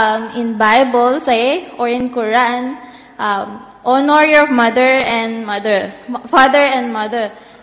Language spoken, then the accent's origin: English; Philippines; moved away; from Philippines